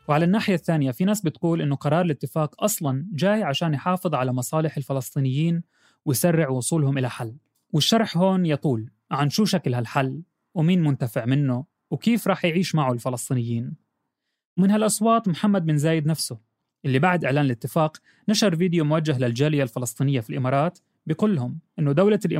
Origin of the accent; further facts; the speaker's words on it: Morocco; نقول نحن كشعب مغربي سنبقى إن شاء الله دائما على العهد دائما نتضامن مع إخواننا في فلسطين